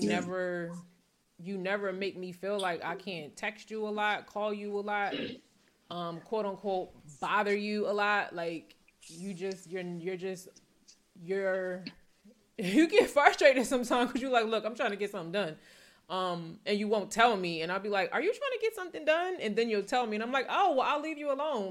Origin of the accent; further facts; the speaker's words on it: New Jersey, United States; moved away; also born or lived in Philadelphia; I'm from New Jersey.